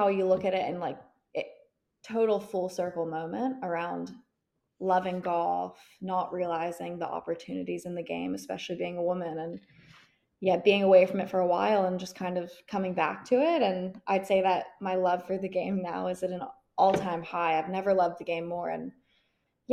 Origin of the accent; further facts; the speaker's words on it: United States; now in New Zealand; I was born in New Zealand, moved to America when I was young